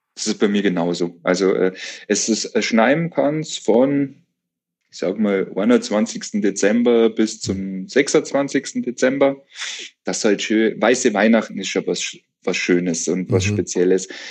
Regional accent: Bavarian Forest, Germany; ich bin ja im Bayerischen Wald aufgewachsen

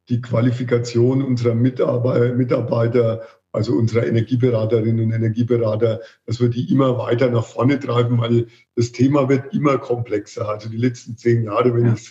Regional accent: Marktheidenfeld, Bavaria, Germany; accent: Franconian; ich bin aus Markaldenfeld, Franke, wie man unschwer hört

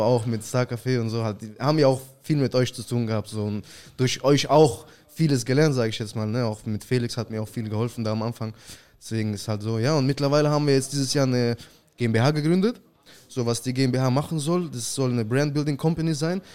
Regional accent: Saint Petersburg, Russia; now in Germany; ich komme ursprünglich aus Russland, St. Petersburg. 2004 sind wir mit der ganzen Familie nach Deutschland gezogen.

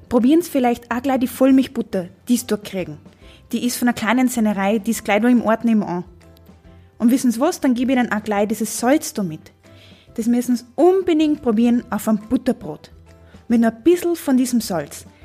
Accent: Trentino-Alto Adige, Italy; Ich bin in Südtirol aufgewachsen, in einer Familie, in der es hauptsächlich um Essen gegangen ist, aber sehr viel ums Reisen.

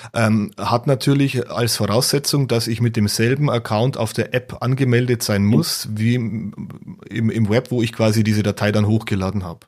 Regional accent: Bavaria, Germany; bei uns in Bayern

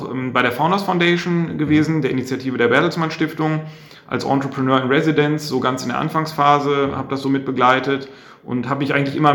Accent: Bielefeld, North Rhine-Westphalia, Germany; also wir kommen beide aus der Region und wir schätzen auch einfach diese Mentalität.

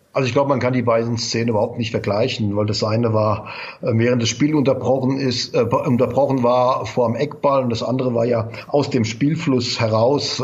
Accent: Mainz, Rhineland-Palatinate, Germany; ich bin in Mainz geboren

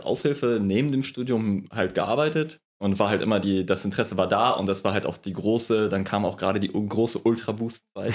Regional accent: Lübeck, Schleswig-Holstein, Germany; komme aus Lübeck, der schönsten Stadt

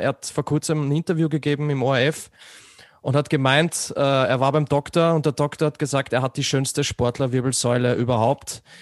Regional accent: Austria; bei mir als Österreicher

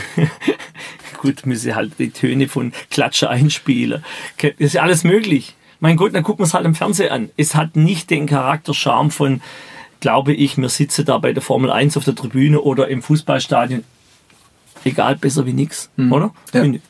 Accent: Baden-Württemberg, Germany; Ich spreche mein Dialekt und da stehe ich dazu

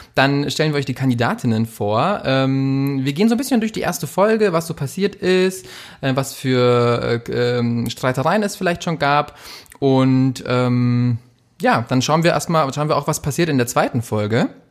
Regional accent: Munich, Bavaria, Germany; aus unserer, meiner Heimat München.

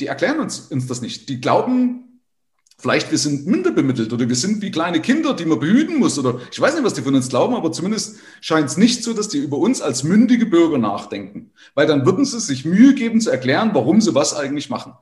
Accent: Bad Windsheim, Bavaria, Germany; bei mir aus dem Ort

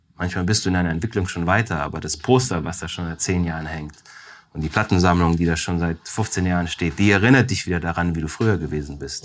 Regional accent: Weiz, Styria, Austria; moved away; Ich bin in Weiz zur Welt gekommen

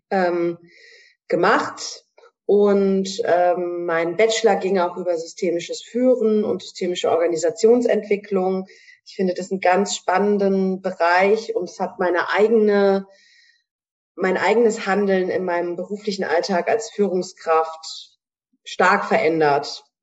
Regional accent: Hanau, Hesse, Germany; Ich komme aus Hanau in Hessen

